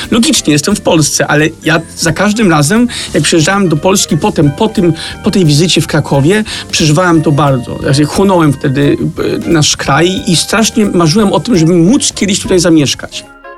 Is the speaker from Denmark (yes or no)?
yes; Copenhagen, Capital Region of Denmark, Denmark; moved away as an adult; now in Poland; rodzice wyemigrowali do kraju, który nie leży aż tak daleko